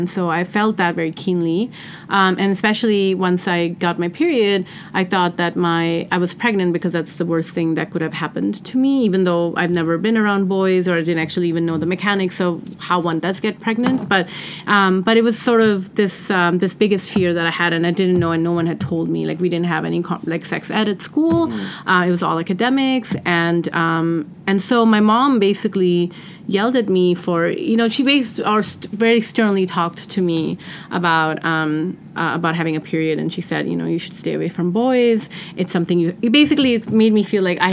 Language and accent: English; Pakistan; now in United States; I grew up in Pakistan